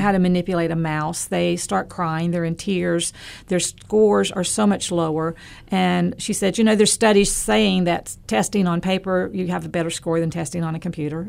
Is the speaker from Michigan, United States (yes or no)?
no; Western North Carolina, United States; I'm from Western North Carolina. I'm from some serious mountains. I'm from Mount Mitchell area.